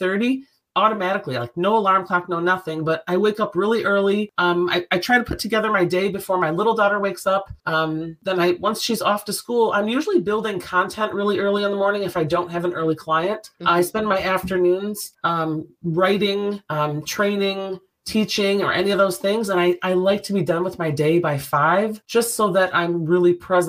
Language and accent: English; Detroit, Michigan, United States; I'm from Detroit